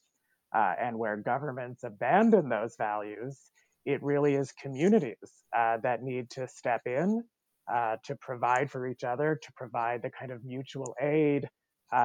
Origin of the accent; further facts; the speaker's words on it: Canada; now in United States; as a Canadian who is an immigrant to the United States